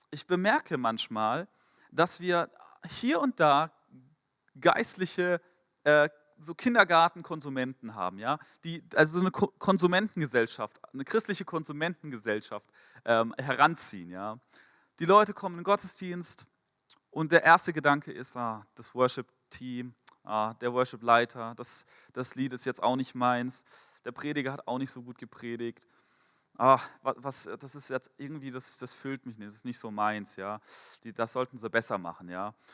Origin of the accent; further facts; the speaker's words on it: Frankfurt, Hesse, Germany; Mein Pastor in Frankfurt, ich komme aus Frankfurt, aus der Ecclesia-Gemeindegründung dort